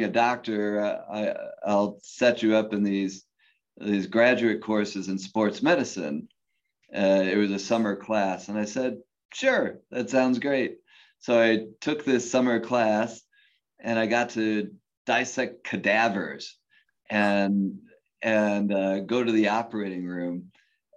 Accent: Cleveland, Ohio, United States; I grew up in Cleveland

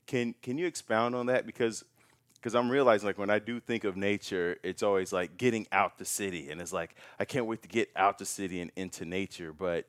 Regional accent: Chicago, Illinois, United States; It's like, I'm from Chicago.

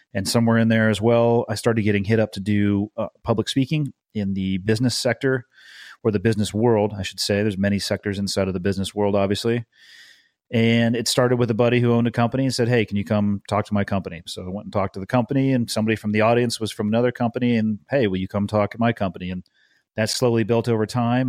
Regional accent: Santa Cruz, California, United States; I grew up in a surfer town. Uh, it's in the Monterey Bay. It's called Santa Cruz

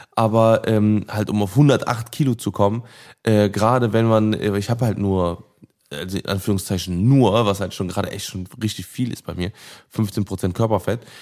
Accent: Cologne, North Rhine-Westphalia, Germany; ich bin gebürtiger Köln, ich bin in Köln geboren und aufgewachsen

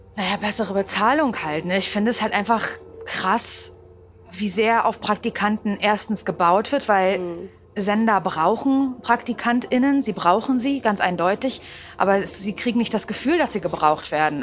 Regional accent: Parchim, Mecklenburg-Vorpommern, Germany; moved away as an adult; now in Berlin, Germany; Ich komme ja aus Parchim.

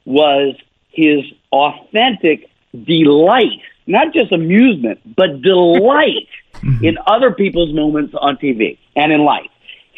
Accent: Florence, South Carolina, United States; moved away; I border the low country, but I'm from Florence, which is just inland of Myrtle Beach. But I'd like to call myself a low country person, but I don't have Charleston background.

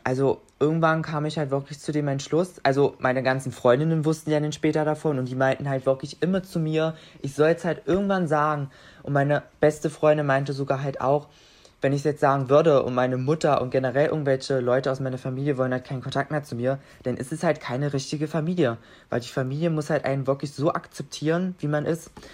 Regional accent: near Magdeburg, Saxony-Anhalt, Germany; ich komme aus der Nähe von Magdeburg

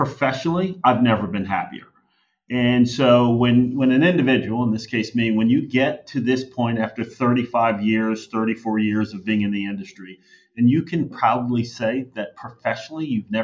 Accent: outside of Philadelphia, Pennsylvania, United States; I grew up outside of Philadelphia.

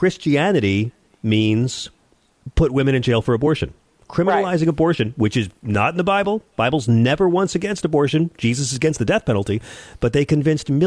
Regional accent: the South, United States; I grew up in the South.

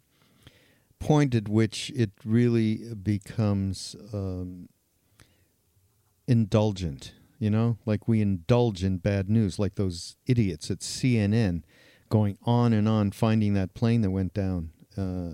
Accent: Canada; I'm Canadian

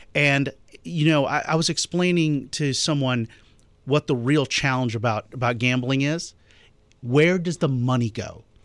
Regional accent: Augusta, Georgia, United States; my hometown of Augusta

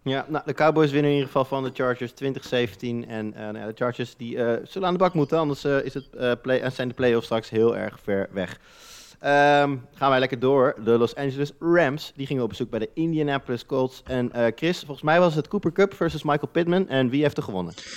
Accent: Netherlands; wij als Nederlanders

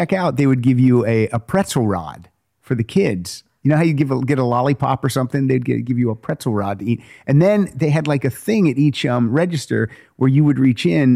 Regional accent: United States; We were about 2.5 hours outside of Pittsburgh

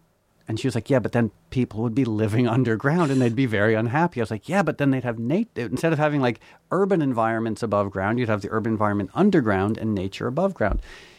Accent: New York, United States; born there; I was born in New York.

